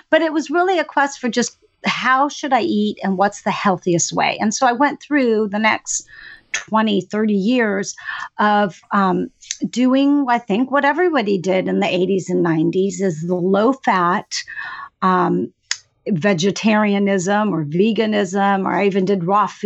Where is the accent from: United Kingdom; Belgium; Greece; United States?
Greece; born there; I was born in Greece and I actually spent most of my summers uh, up and through adolescence with grandma on a fishing village down by the water